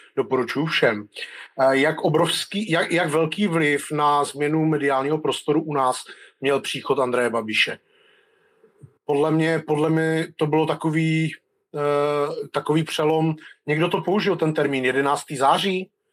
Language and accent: Czech; North Moravia, Czechia; já pocházím ze Severní Moravy